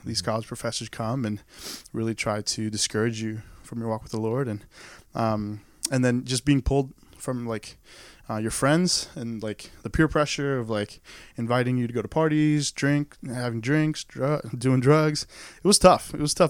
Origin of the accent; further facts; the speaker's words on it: Saudi Arabia; also born or lived in Maryland, United States; now in United States; Growing up in Saudi Arabia, there are no churches. There are no Bibles. So everything I knew about God or Jesus was through my mother. And then after 9/11, we ended up moving back to Maryland.